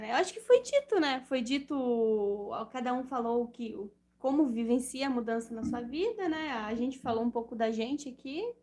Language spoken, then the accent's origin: Portuguese; Rio Negrinho, Santa Catarina, Brazil; born or raised there